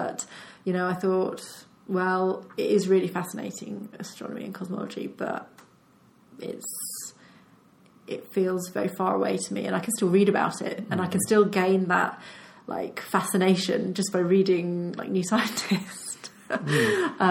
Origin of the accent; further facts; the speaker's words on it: Colchester, East of England, United Kingdom; moved away as an adult; also born or lived in London; now in Cambridge, United Kingdom; I grew up in Colchester, which is in Essex